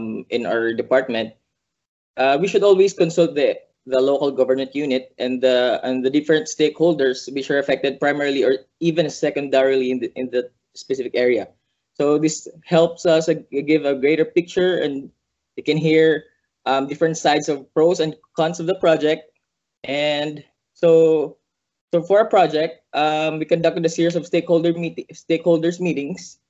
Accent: Mindanao, Philippines; first language Bisaya; English is a second language; I'm from the southernmost island in the Philippines, Mindanao

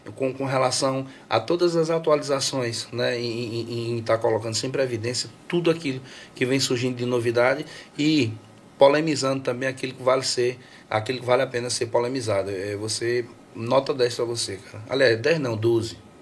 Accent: Santa Maria da Boa Vista, Pernambuco, Brazil; also born or lived in Belém de São Francisco; Eu só nasci em Belém de São Francisco, eu fui criado mesmo em Santa Maria da Boa Vista.

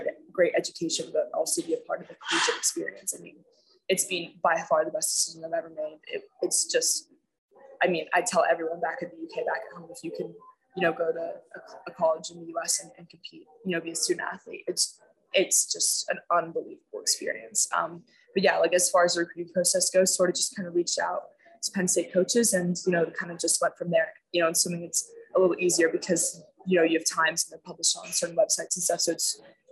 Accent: Bermuda; I went to school there

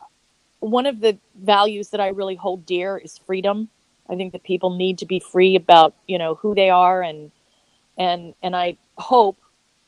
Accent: Boulder, Colorado, United States; moved away as an adult; I grew up in Boulder

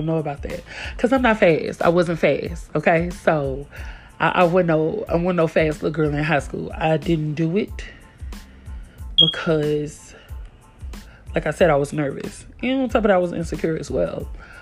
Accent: Tennessee, United States; moved away as an adult; also born or lived in Kansas; I'm from Tennessee, they're from Kansas, and from other states, but you know, I'm from the South.

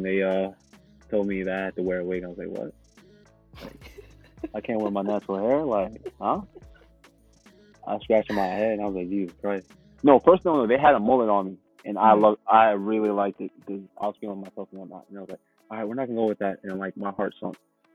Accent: Uganda; moved away; ever since we came from Uganda

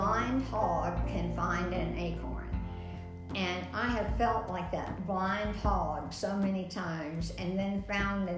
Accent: Texas, United States; accent: Texas; moved away as an adult; also born or lived in South Bend, Indiana; a Texas accent

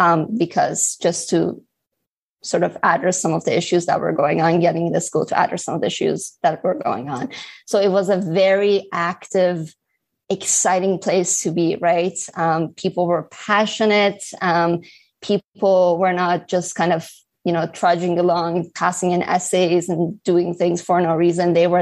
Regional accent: Halifax, Nova Scotia, Canada; when I was in Halifax, so I was raised in Halifax, Nova Scotia, I never had the chance to kind of get involved in Model

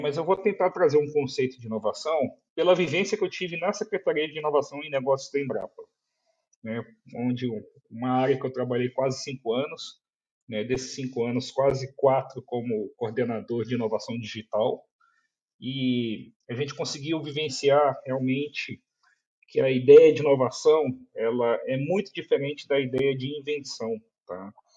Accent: Brazil; nós somos brasileiros

